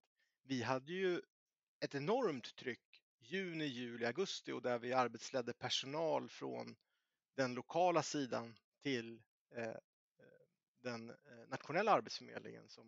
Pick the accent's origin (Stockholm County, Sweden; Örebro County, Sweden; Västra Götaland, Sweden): Örebro County, Sweden; Närke; jag är närking